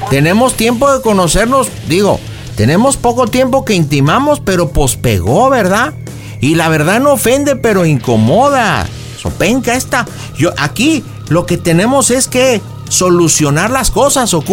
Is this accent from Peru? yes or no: no; León, Guanajuato, Mexico; Porque, pues yo soy de los de León, pero pues soy güerillo y ojo claro